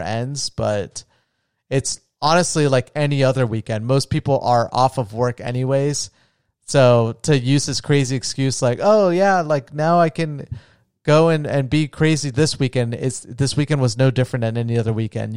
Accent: Florida, United States; now in Las Vegas, United States; from my home state of Florida

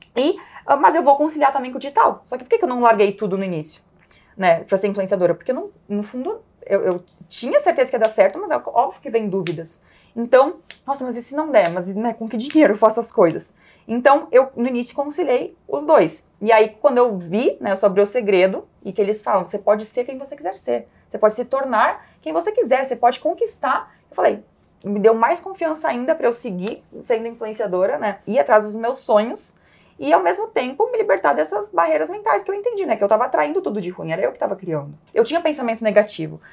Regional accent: Caxias do Sul, Rio Grande do Sul, Brazil; minha história come começa em Caxias do Sul, sou lá do Sul

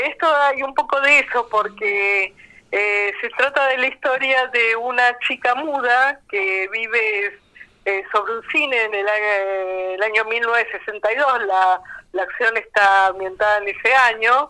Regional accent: Buenos Aires, Argentina; mi infancia en Villa Crespo

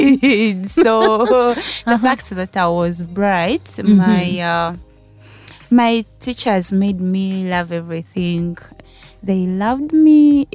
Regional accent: Kakoge, Central Region, Uganda; also born or lived in Kampala, Uganda / Mukono, Uganda; I was born in Nakasongo, in a town called Kakoge. Okay. Yes, I was raised there.

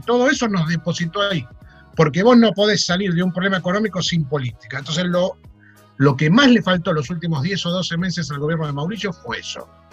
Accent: Buenos Aires, Argentina; dicen que somos los porteños

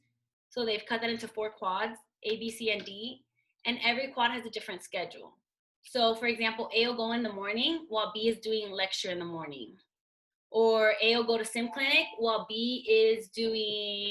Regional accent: Miami, Florida, United States; moved away as an adult; also born or lived in Nicaragua; now in Utah, United States; I'm from Miami, Florida, and now I'm living out here on the best coast.

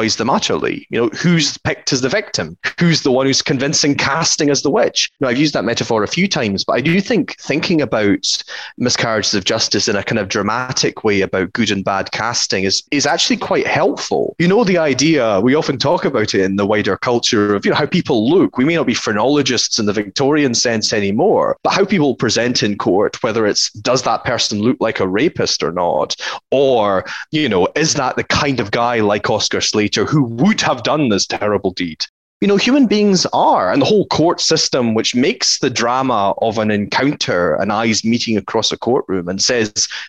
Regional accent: Mid-Argyll, Scotland, United Kingdom; I grew up in the West Coast in Mid-Argyll.

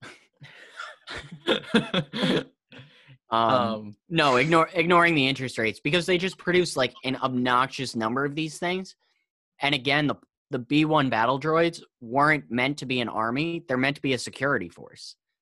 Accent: New York City, New York, United States; I'm from New York City

